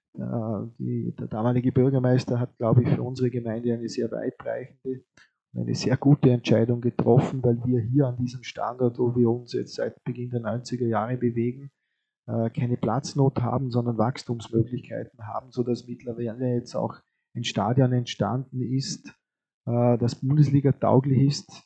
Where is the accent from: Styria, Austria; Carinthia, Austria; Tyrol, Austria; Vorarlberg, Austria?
Vorarlberg, Austria; als Vorarlberger